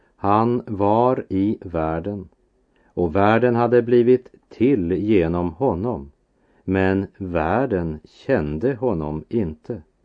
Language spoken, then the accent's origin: Swedish; Västerbotten County, Sweden; min barndom i Västerbotten